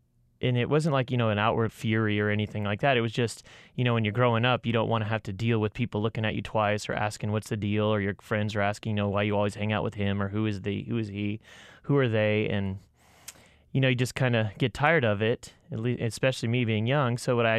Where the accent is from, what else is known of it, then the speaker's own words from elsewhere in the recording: California, United States; also born or lived in Falmouth, Maine; and I'm a 43-year-old white male from Falmouth, Maine. I grew up in Southern California in a mixed racial family.